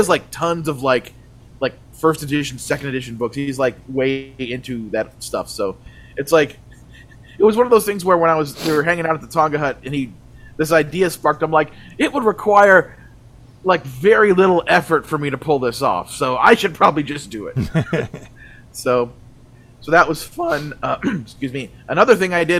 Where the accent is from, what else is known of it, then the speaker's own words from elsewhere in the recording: Lake Geneva, Wisconsin, United States; moved away; I grew up in Lake Geneva, Wisconsin